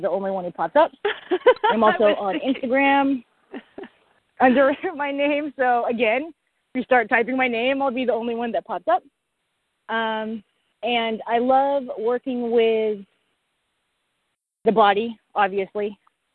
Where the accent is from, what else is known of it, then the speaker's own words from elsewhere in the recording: Portland, Oregon, United States; I'm from Portland, Oregon